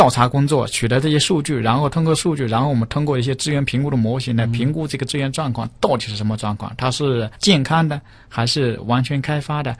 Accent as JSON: {"language": "Chinese", "region": "Yangtze River", "country": "China", "tie": "born or raised there", "said": "我之前是在长江边长大的，我吃的都是淡水鱼。"}